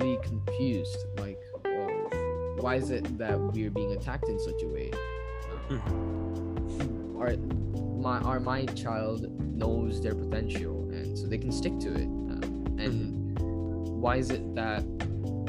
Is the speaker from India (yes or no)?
yes; India; being an Indian and going through the Indian curriculum, going through the Indian side of the standardized testing